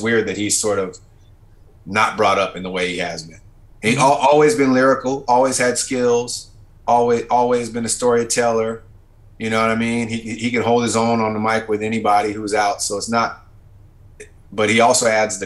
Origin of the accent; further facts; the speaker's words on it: West Coast, United States; we don't necessarily sound like we're from the West Coast